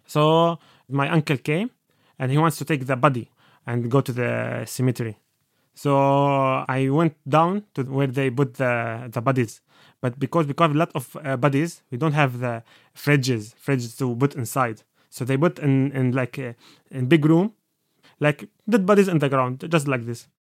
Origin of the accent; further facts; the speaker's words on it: Aleppo, Aleppo Governorate, Syria; English is a second language; moved away as an adult; now in Dublin, Ireland; I am from Aleppo, Syria